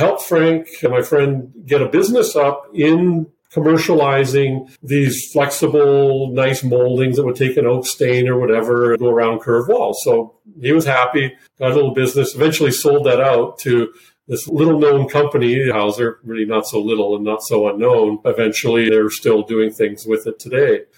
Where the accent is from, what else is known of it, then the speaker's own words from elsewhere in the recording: Switzerland; moved away; I'm originally from Switzerland, so an okay handle on the German language